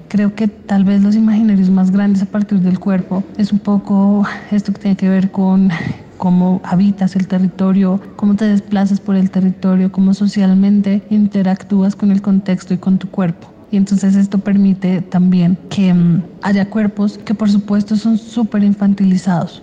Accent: Bogotá, Bogotá Capital District, Colombia; also born or lived in Cauca; now in Soacha, Colombia; Nací en Bogotá y viví muchos años en el departamento del Cauca, más o menos 8, 7, algo así

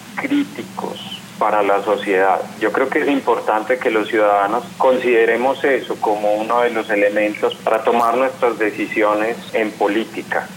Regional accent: Colombia; los otros 11 sí, somos colombianos trabajando pues, en distintos lugares del mundo.

